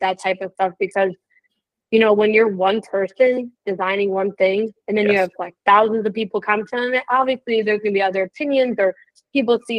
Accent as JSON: {"language": "English", "region": "Illinois", "country": "United States", "said": "I am from Illinois"}